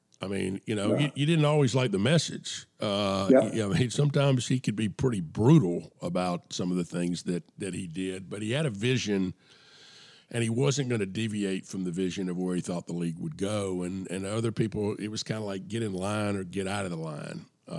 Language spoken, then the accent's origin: English; the South, United States; I grew up in the South, and I remember the Ray Graves era.